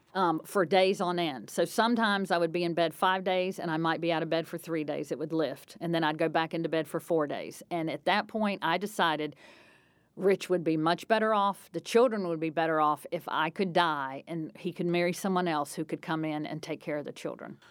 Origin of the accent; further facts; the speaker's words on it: North Carolina, United States; moved away as an adult; also born or lived in Indiana; where I grew up in North Carolina